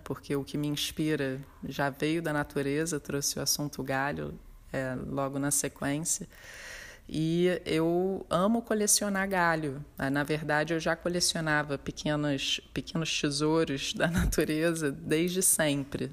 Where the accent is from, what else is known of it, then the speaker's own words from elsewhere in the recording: Rio de Janeiro, Brazil; eu sou do Rio de Janeiro, tenho um ateliê no bairro de Botafogo